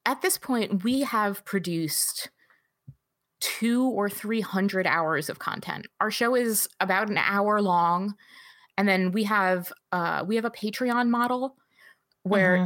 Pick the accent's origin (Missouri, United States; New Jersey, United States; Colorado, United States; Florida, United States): New Jersey, United States; now in Michigan, United States; I grew up in North Jersey. So I'm a New York City girl, just like Amanda